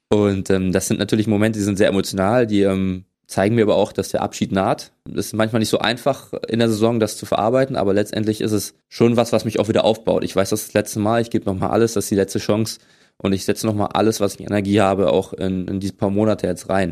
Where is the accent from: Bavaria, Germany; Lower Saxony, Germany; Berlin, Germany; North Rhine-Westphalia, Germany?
Berlin, Germany; moved away as an adult; now in Potsdam, Germany; Ich bin in ähm, West-Berlin geboren